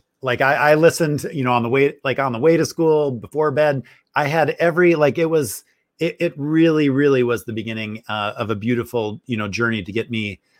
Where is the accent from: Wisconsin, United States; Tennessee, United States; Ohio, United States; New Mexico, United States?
Wisconsin, United States; now in Cerritos, United States; I grew up in Wisconsin.